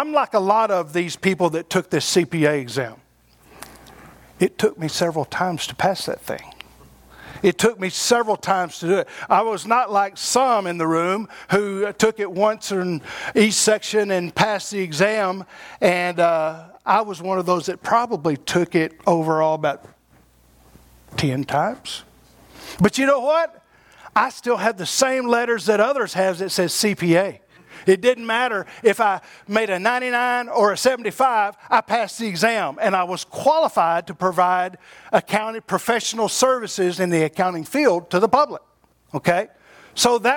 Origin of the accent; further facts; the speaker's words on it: Abilene, Texas, United States; I'm from the Abilene area